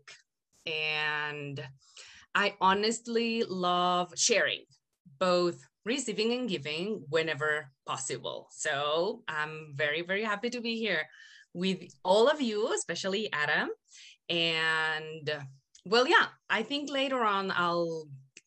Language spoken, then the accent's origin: English; Guadalajara, Jalisco, Mexico; first language Spanish; English is a second language; I'm Mexican, born and raised in Guadalajara, Jalisco, which is the land of tequila